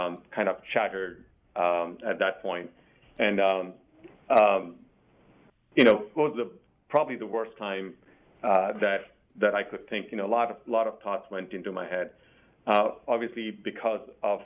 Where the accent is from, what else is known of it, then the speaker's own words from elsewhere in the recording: India; now in Virginia, United States; I grew up in India